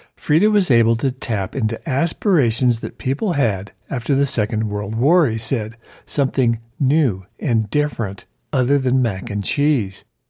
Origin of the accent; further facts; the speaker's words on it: Southern California, United States; I grew up in Southern California